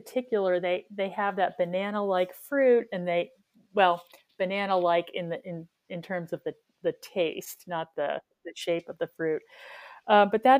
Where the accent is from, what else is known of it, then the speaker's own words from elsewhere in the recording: South Florida, United States; moved away as an adult; also born or lived in Baltimore, Maryland; now in DC area, United States; I grew up in South Florida